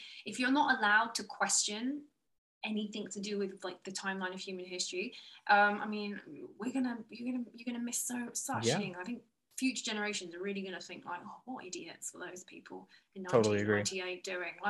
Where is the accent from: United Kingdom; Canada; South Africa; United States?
United Kingdom; England; I grew up in England, and we have castles